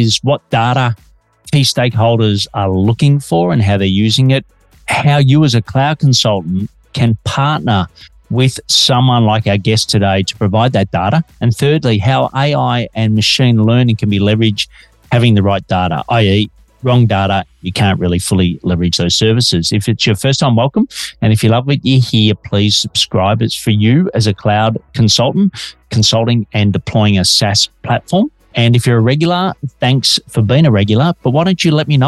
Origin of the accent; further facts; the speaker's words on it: Melbourne, Victoria, Australia; Detecting an accent? I'm an Aussie working globally from Melbourne, Australia.